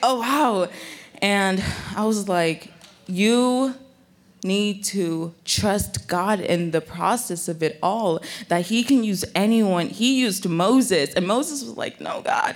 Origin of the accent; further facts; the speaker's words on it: Nigeria; also born or lived in Bay Area, California; now in United States; I was born in Nigeria, and I had, like, sometimes, I have an accent